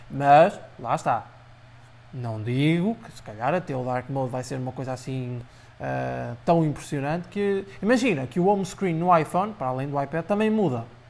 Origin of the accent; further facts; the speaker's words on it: Aveiro District, Portugal; Eu sou de Oliveira das Mães, mais propriamente distrito de, de Aveiro